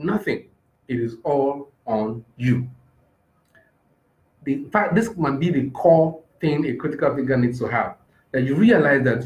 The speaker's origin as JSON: {"language": "English", "country": "Nigeria", "said": "I'm just a Nigerian"}